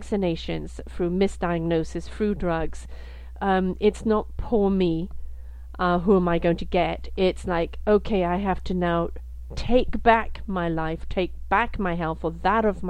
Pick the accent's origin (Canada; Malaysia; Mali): Canada; as a Canadian